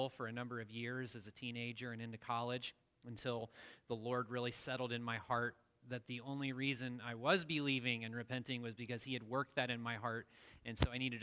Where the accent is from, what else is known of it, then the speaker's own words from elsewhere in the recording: Midwest, United States; where I grew up in the Midwest